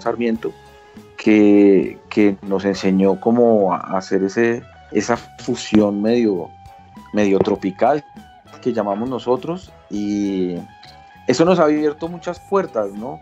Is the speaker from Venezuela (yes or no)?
no; Colombia; al reconocernos como colombianos